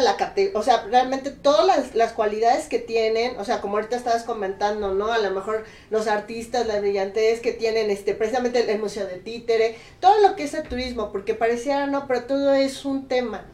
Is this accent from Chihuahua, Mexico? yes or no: no; Puebla, Mexico; also born or lived in San Andrés Cholula; yo soy Puebla Capital